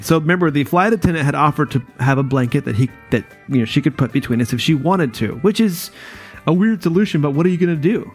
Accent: North Carolina, United States; moved away; I'm from North Carolina, like you know originally

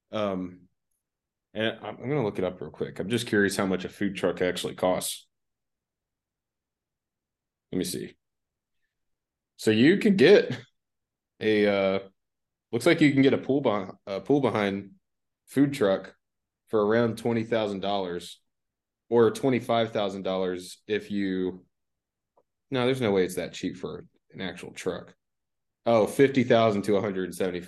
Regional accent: Florida, United States; moved away; Back where I lived when I was growing up in Florida

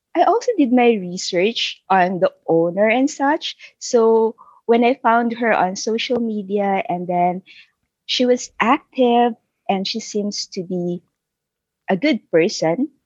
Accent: Isabela, Cagayan Valley, Philippines; moved away as an adult; also born or lived in Manila, Philippines; now in Vancouver, Canada; I was born and raised in Isabela, which is one of the provinces in northern Philippines. When I was 12 years old, I moved by myself to Manila to study

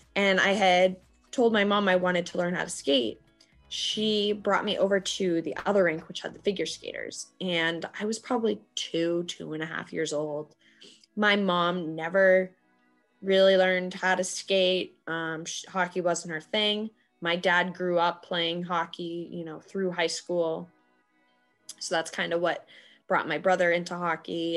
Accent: Boston, Massachusetts, United States; here in Boston

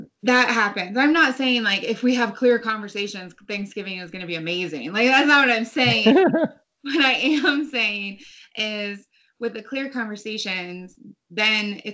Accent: United States; I was born in the United States

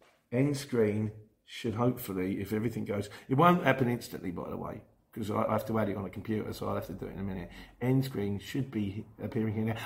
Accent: Luton, East of England, United Kingdom; I'm not a Cockney. I was born in Luton

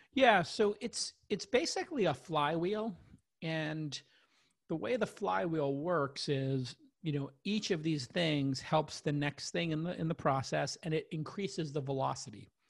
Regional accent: New York, United States; moved away as an adult; also born or lived in Los Angeles; now in San Francisco, United States; this kid from Brooklyn living in New York

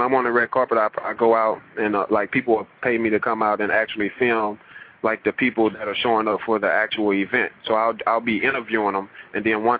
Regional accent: the South, United States; now in Los Angeles, United States; It's like, I come from the South, so I got Southern hospitality.

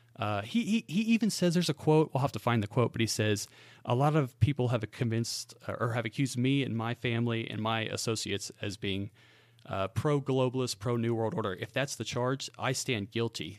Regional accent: Great Bend, Kansas, United States; now in Spring Hill, United States; I am from central Kansas. In fact, uh, this town I lived in was in the exact center geographically of the state of Kansas. It's called Great Bend, Kansas.

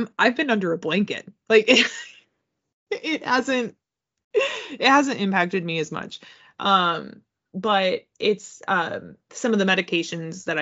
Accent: United States; being an American and being a millennial

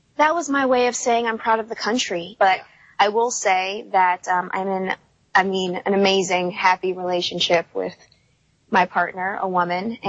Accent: United States; also born or lived in Louisiana (roots); I'm an American.

